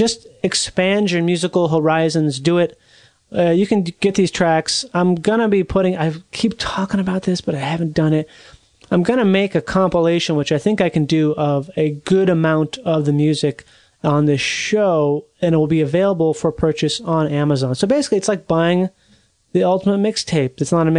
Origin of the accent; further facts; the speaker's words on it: Minnesota, United States; now in Southern California, United States; I'm from Minnesota.